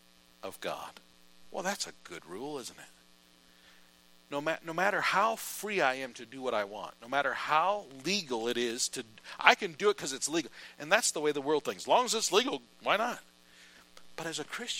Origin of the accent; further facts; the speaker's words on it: United States; As an American